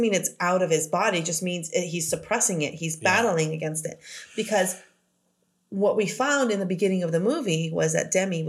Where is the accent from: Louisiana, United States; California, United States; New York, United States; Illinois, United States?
California, United States; Los Angeles; because I grew up in South Central.